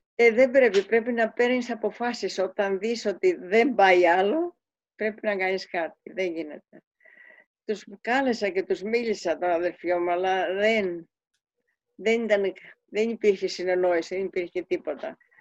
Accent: Kefalonia, Ionian Islands, Greece; moved away; also born or lived in Switzerland; Φεύγω από την κεφαλονιά

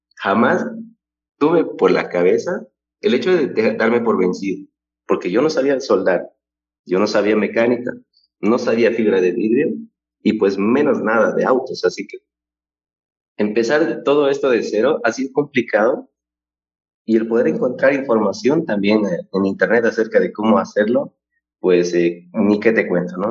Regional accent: Cochabamba, Bolivia; soy oriundo de Bolivia, Cochabamba es mi ciudad natal

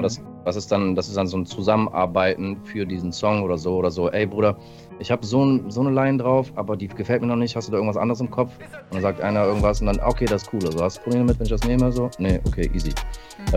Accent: California, United States; moved away; ich bin in äh, Kalifornien geboren

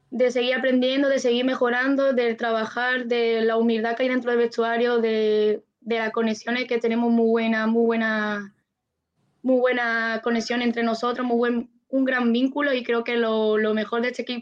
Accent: Málaga, Andalusia, Spain; Sí, de, Málaga. de Málaga

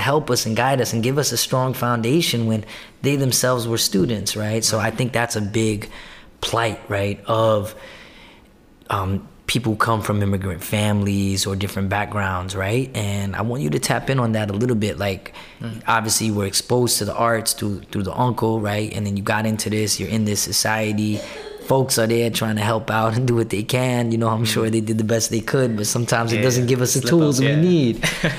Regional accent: New York City, New York, United States; also born or lived in Brooklyn, New York; I'm born and raised in Queens, so I'm a Queensian. Especially now that I'm living in Brooklyn, I'm claiming Queens harder than ever.

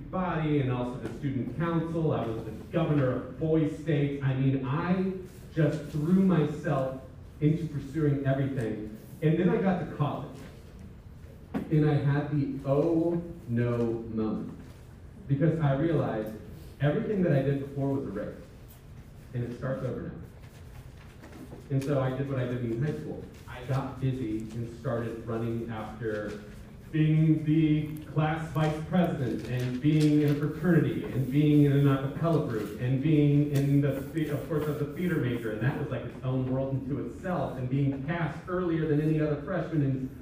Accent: West Nebraska, United States; I'm from West Nebraska. Most people have never met one of us

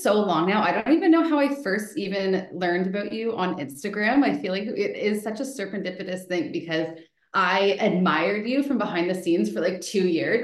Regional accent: Elora, Ontario, Canada; also born or lived in Toronto; I'm from Elora area

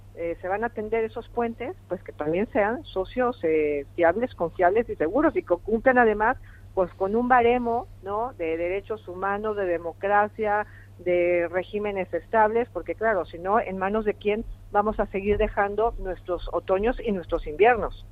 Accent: Mexico; moved away; yo tengo mi posición como mexicana

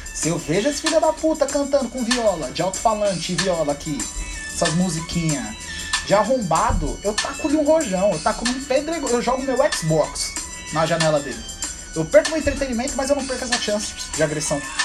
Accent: São Paulo, Brazil; Eu sou do, do Campo Limpo

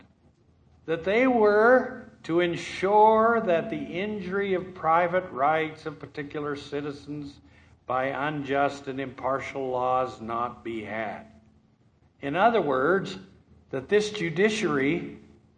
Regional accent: Thatcher, United States; I'm from Thatcher

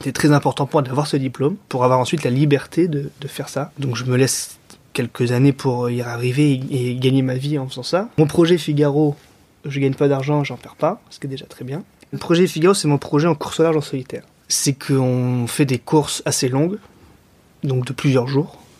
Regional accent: Montpellier, Occitania, France; moved away as an adult; also born or lived in Lyon; now in Lorient, France; Depuis cette année, j'habite à Lorient, mais je suis originaire de Montpellier.

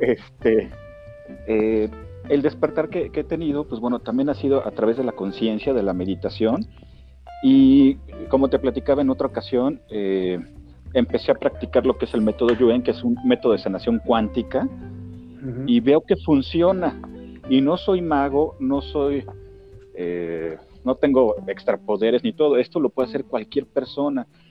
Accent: Mexico City, Mexico; also born or lived in Querétaro; soy originario de, la Ciudad de México, soy chilango

